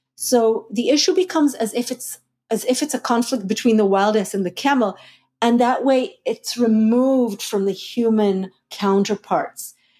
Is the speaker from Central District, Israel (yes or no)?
no; Jerusalem, Jerusalem District, Israel; also born or lived in Hula Valley / Hulata; now in Buffalo, United States; I grew up half in Jerusalem and half in Hula Valley in, in a kibbutz up there, Hulata